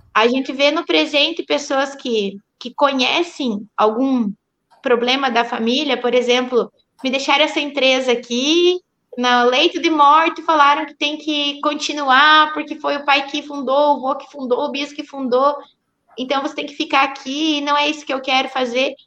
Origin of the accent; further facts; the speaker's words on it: Pato Branco, Paraná, Brazil; Eu sou de Pato Branco